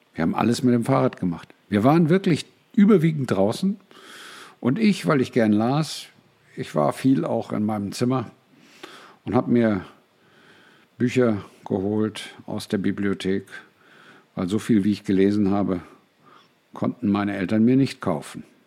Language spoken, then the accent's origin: German; Braunschweig, Lower Saxony, Germany; Ich bin in Braunschweig aufgewachsen